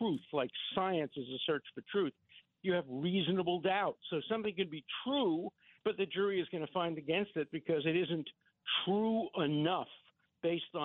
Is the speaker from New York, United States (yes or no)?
yes; New York City, New York, United States; I grew up in Borough Park in Brooklyn